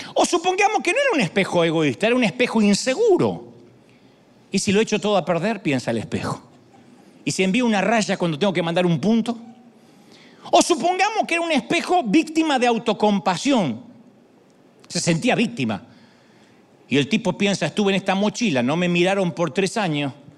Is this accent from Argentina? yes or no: yes; Argentina; now in United States